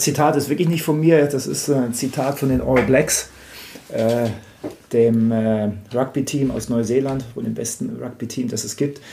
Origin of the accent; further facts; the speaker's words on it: Munich, Bavaria, Germany; ich komme aus München